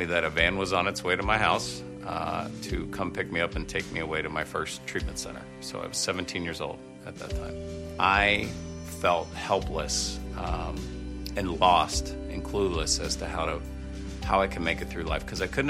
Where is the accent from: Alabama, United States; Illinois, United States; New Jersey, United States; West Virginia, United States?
West Virginia, United States; Parkersburg; I grew up in Parkersburg, West Virginia